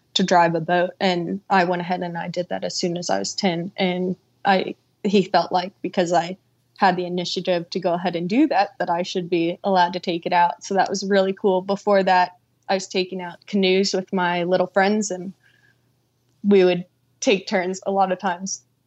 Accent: Florida, United States; moved away; growing up in Florida on fishing spots

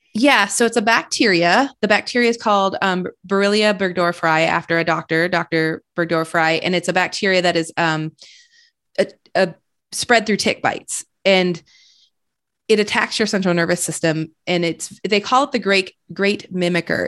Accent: Flint, Michigan, United States; now in Austin, United States; I grew up in Michigan

